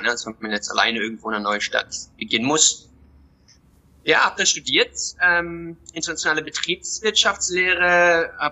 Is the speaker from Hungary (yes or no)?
no; Somerset West, Western Cape, South Africa; moved away as an adult; also born or lived in Berlin; Ähm, hier in Somerset West, wo Young Bafana jetzt auch ist, ist mein Zuhause. Hier bin ich geboren, hier bin ich aufgewachsen und bin dann mit 18 nach Berlin.